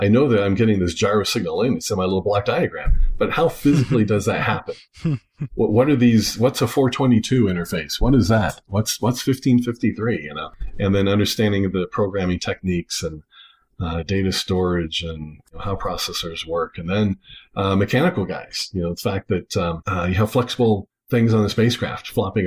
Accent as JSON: {"language": "English", "town": "Tempe", "region": "Arizona", "country": "United States", "tie": "born or raised there", "moved": "as an adult", "lives_now": "Colorado, United States", "said": "I grew up in Tempe area, went from kindergarten through college, living in the same house there."}